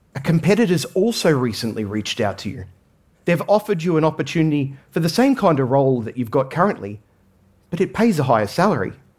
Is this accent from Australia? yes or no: yes; Australia; I grew up in Australia